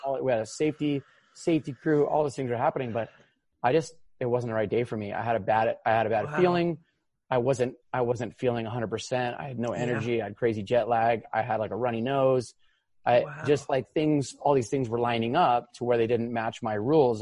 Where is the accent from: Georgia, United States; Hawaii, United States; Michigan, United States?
Hawaii, United States; I grew up here in Hawaii. I was born and raised